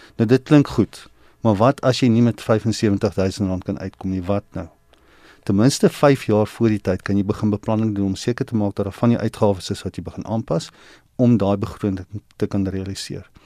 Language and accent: Afrikaans; South Africa; ons as Suid-Afrikaners wat in 'n land is wat nie in 'n spaar kultuur is nie